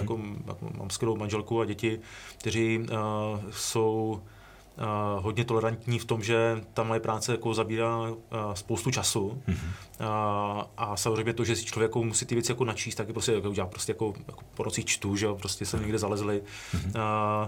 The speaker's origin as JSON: {"language": "Czech", "town": "Ostrava", "region": "Moravian-Silesian Region", "country": "Czechia", "said": "já jsem Ostravák, že jo, z Ostravy"}